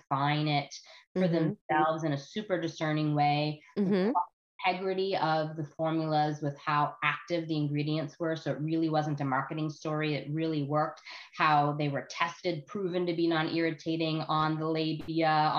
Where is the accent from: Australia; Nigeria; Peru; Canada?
Canada; also born or lived in United States; I live in Canada now